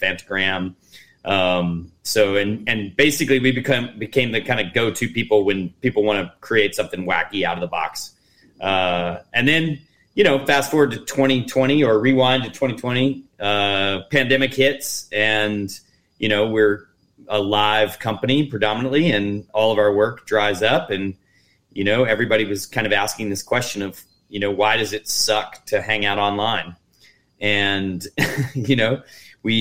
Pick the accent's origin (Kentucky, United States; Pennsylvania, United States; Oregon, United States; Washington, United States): Kentucky, United States; moved away as an adult; also born or lived in Tennessee / New York City; I was born born in Tennessee and raised in Kentucky, and I have a lot of roots in the South.